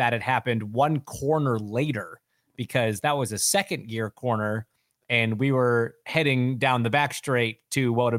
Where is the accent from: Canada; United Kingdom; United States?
Canada; I'm Canadian